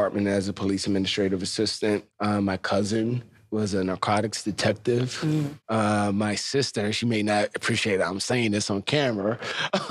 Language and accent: English; New York City, New York, United States; I grew up in the South Bronx.